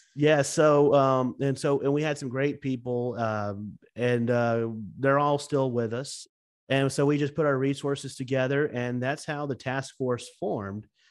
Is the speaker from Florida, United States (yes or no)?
yes; Lake City, Florida, United States; here in my hometown of Lake City